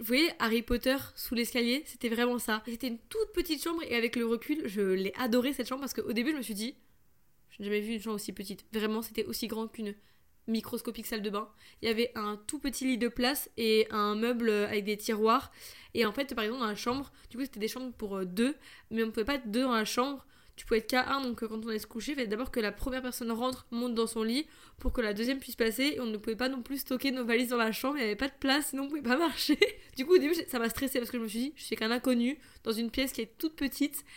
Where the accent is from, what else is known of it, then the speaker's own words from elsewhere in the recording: France; je suis française